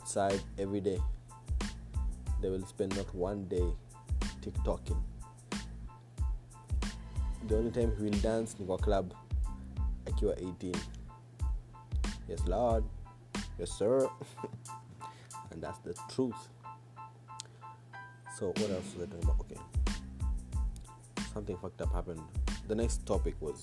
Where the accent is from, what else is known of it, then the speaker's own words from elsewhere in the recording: Mombasa, Mombasa County, Kenya; I'm from Mombasa